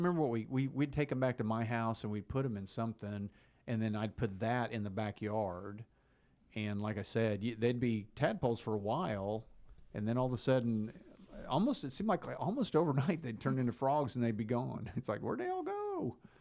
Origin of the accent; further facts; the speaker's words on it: Enid, Oklahoma, United States; you and I grew up in Enid, Oklahoma.